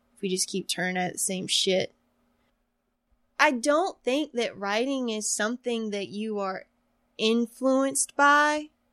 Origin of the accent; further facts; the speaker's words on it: Woodland, North Carolina, United States; moved away; I'm from Woodland, North Carolina. Okay, so we're on Chestnut Street now, and I grew up on Hemlock Street